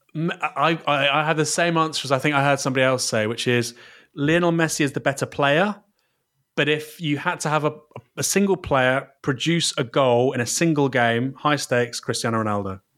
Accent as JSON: {"language": "English", "town": "Bournemouth", "region": "South West England", "country": "United Kingdom", "said": "I'm from Bournemouth. Um, I, I would go to Watchbournemouth occasionally as a kid"}